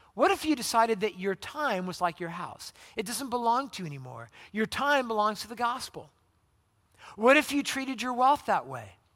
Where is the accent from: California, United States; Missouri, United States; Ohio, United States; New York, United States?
California, United States; Southern; moved away; I'm from Southern California